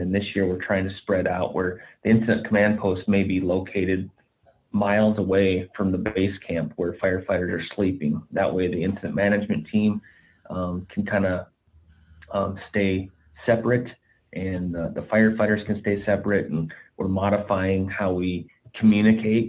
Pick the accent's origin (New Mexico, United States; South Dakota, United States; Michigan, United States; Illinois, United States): South Dakota, United States; Black Hills; I grew up in the Black Hills uh, National Forest in South Dakota